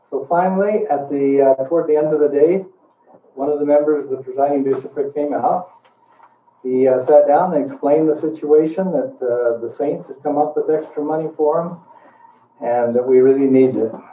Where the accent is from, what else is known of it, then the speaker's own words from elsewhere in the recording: Boise, Idaho, United States; It was Borah High, by the way. You can't can't tell me I was from Boise High.